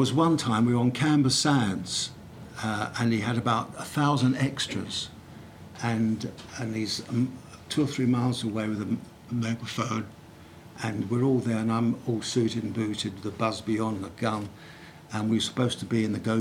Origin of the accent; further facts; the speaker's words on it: London, United Kingdom; I'm a boy from Brixton